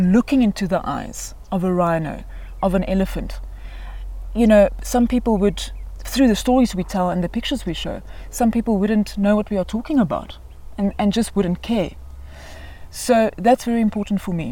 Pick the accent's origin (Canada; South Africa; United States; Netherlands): South Africa; Johannesburg, Gauteng; I was born in Johannesburg. I grew up in Johannesburg.